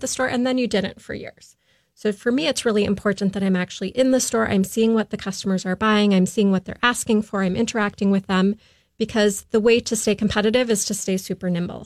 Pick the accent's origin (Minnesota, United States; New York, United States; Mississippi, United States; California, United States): Minnesota, United States; Afton; also born or lived in Boston / Florida; I'm originally from Minnesota, out in the Afton area